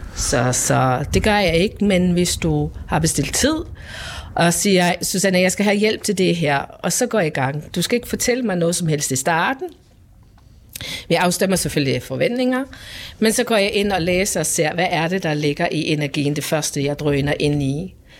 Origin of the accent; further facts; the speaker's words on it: Faroe Islands; now in Denmark; Jeg er født og opvokset på Færøen